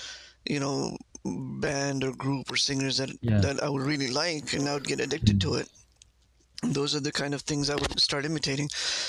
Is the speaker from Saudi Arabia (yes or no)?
yes; Riyadh, Riyadh Province, Saudi Arabia; born there; We were there. Yeah, I was born in Riyadh.